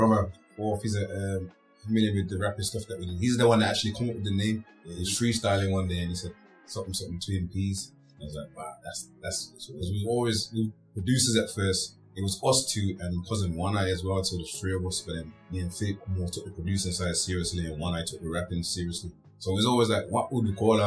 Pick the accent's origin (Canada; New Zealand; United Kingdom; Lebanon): United Kingdom; Birmingham, West Midlands; Born City Hospital, Dudley Road